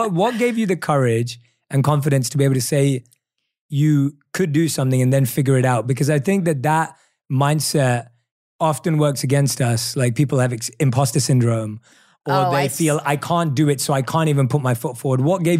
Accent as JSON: {"language": "English", "country": "United Kingdom", "accent": "British", "said": "Yeah, I'm really happy when I get reminded that I still have my British accent."}